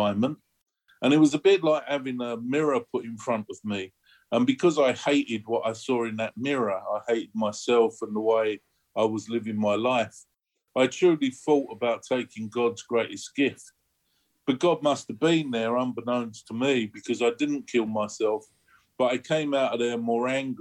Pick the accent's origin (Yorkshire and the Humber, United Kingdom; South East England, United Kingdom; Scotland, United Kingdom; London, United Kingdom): London, United Kingdom; I was born in the East End of London